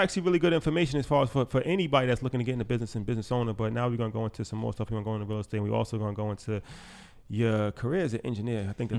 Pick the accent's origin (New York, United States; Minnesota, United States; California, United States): New York, United States; we're from New York, so we're used to riding trains.